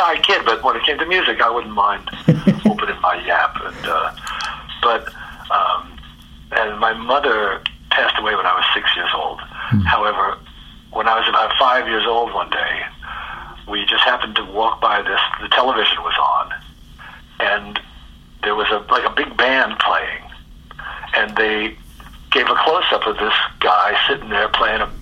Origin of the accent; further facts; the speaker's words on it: New York City, New York, United States; moved away as an adult; also born or lived in Jamaica Estates, Queens / Forest Hills, Queens; now in Los Angeles, United States; I grew up in Jackson Heights and then moved to Jamaica Estates